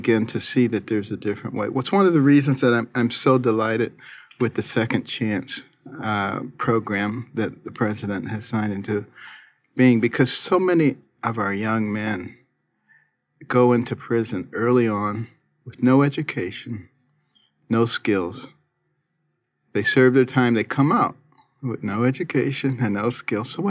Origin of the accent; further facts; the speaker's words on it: Detroit, Michigan, United States; moved away; also born or lived in Boston / New Haven / Baltimore / Ann Arbor; I grew up in Detroit and then in Boston and then in New Haven and then in Baltimore, Ann Arbor.